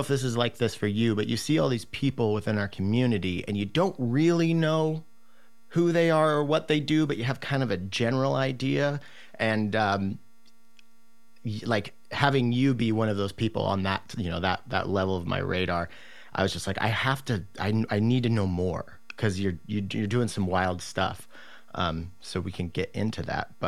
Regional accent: Massachusetts, United States; Yeah, I grew up in Massachusetts.

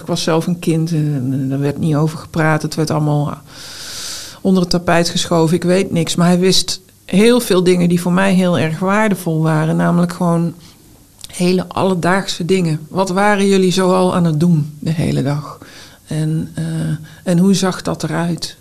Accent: North Brabant, Netherlands; now in Utrecht, Netherlands; als Brabantse auteur

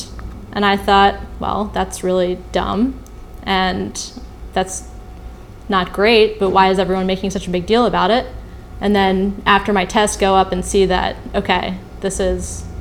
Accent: Baltimore, Maryland, United States; I come from Baltimore, Maryland, home of lacrosse

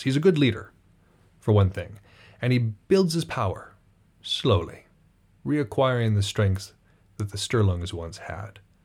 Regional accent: United States; I'm from America

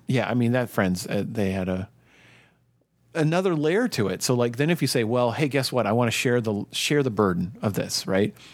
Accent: Minnesota, United States; growing up in Minnesota

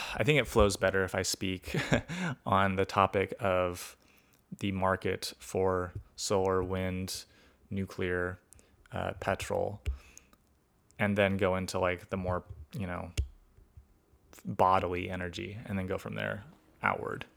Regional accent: Sacramento, California, United States; my hometown of Sacramento

